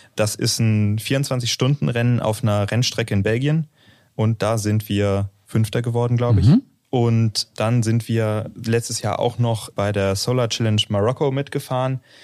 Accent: Northern Germany, Germany; now in Aachen, Germany; Ich komme aus dem Norden von Deutschland

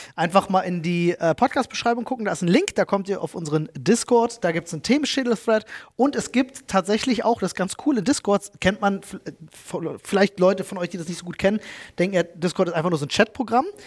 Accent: Germany; wo ich aufgewachsen bin in Buko

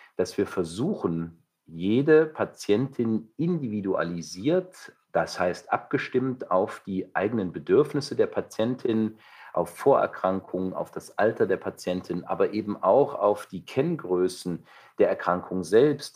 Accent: Saxony, Germany; now in Düsseldorf, Germany; in meiner alten Heimat, in dem wunderschönen Sachsen

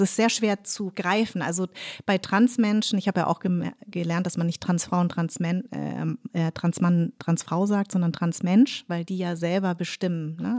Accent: Munich, Bavaria, Germany; moved away as an adult; also born or lived in Darmstadt; now in Berlin, Germany; weil ich war in München sehr weiß sozialisiert. Also ich bin im total komplett weißen Umfeld groß in geworden. Äh, in Parsing.

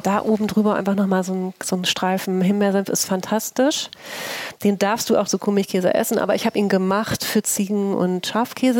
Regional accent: Oldenburg, Lower Saxony, Germany; also born or lived in St. Pauli, Hamburg; now in Hamburg, Germany; Ich bin ja als gebürtige Oldenburgerin, habe ich ja Grünkohl mit der Muttermilch mhm. aufgenommen.

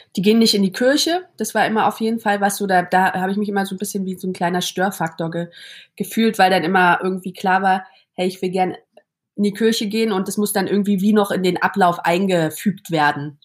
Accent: Berlin, Germany; now in Zurich, Switzerland; ich bin im Neubaublock aufgewachsen am Rand von Berlin

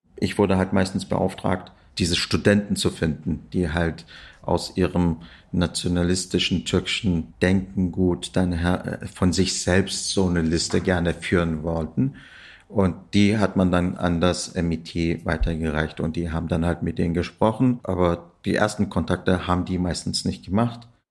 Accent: Turkey; moved away as an adult; also born or lived in Kassel, Hesse, Germany; now in Berlin, Germany; Ich bin in Kassel in Hessen geboren, äh, bin aber dann in der Türkei zur Schule gegangen, zur Uni

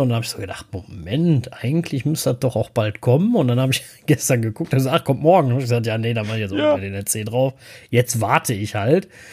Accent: Cologne, North Rhine-Westphalia, Germany; als Kölner

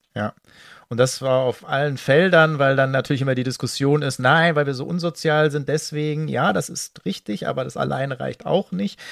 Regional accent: West Germany, Germany; ich als Wessi

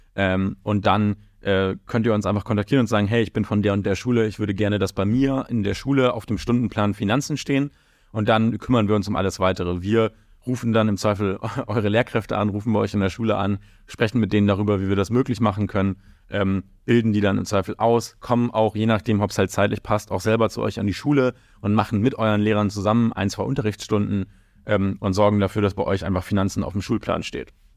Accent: Hamburg, Germany; moved away as an adult; now in London, United Kingdom; ich komme ganz ursprünglich aus Hamburg, der objektiv schönsten Stadt der Welt

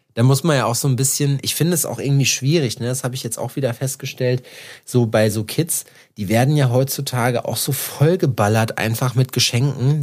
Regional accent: home area next to Iserlohn, North Rhine-Westphalia, Germany; now in Jena, Germany; bei uns hier in meiner Heimat ist ja Iserlohn daneben

